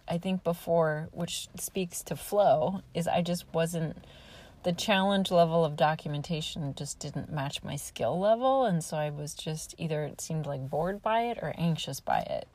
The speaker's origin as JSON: {"language": "English", "region": "Nebraska", "country": "United States", "moved": "yes", "said": "I am from Nebraska, and I often have been saying in my visits that I so appreciate being from the Midwest"}